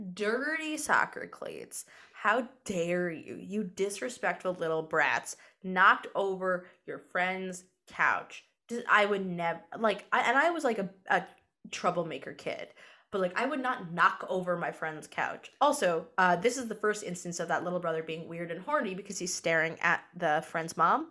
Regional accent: upstate New York, United States; now in New York City, United States; I'm from upstate New York.

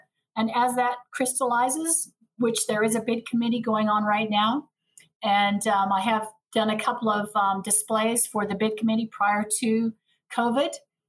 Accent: Perth, Western Australia, Australia; also born or lived in Montana, United States; Well, I was born in Montana. My mom took us to Australia. She's a professor of Indigenous education, so at the Edith Cowan University in Perth. So I kind of grew up and went to college and uni there.

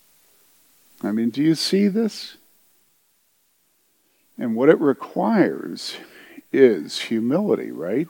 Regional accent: United States; I was white and I was from America

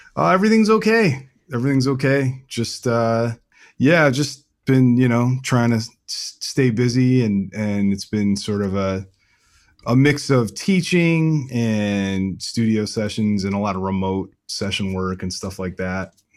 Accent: Rockville, Maryland, United States; I grew up in a town called Rockville, Maryland

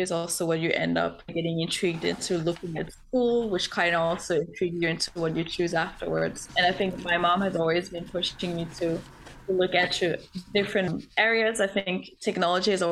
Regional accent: Denmark; moved away as an adult; now in San Francisco, United States; I'm from Denmark, currently based out in San Francisco

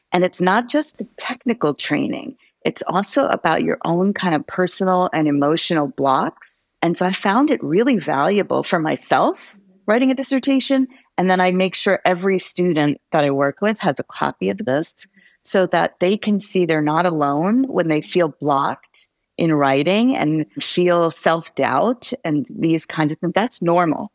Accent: New Jersey, United States; moved away as an adult; also born or lived in New York / Gainesville, Florida; now in Arizona, United States; I grew up in New York and New Jersey, and interestingly, in New Jersey, it was a very white suburban area

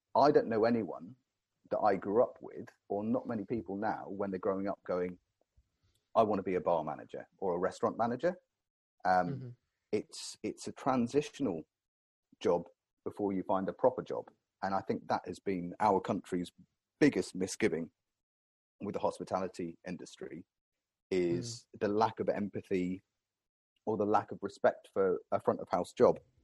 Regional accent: Cornwall, South West England, United Kingdom; growing up in Cornwall, I was blessed down here

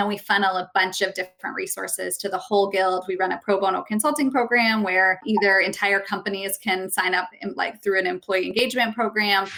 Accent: St. Louis, Missouri, United States; I'm from St. Louis, Missouri

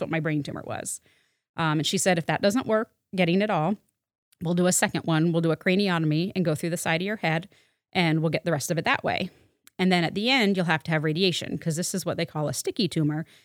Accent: Waterbury, Vermont, United States; I grew up in Waterbury, Vermont

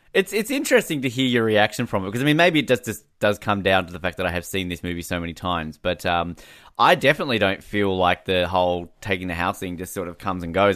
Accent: Australia; Australians are, we're very relaxed people

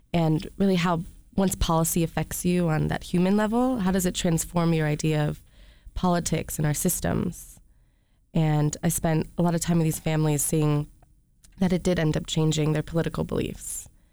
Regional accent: Rochester, Michigan, United States; moved away; also born or lived in California; I'm from Rochester, Michigan.

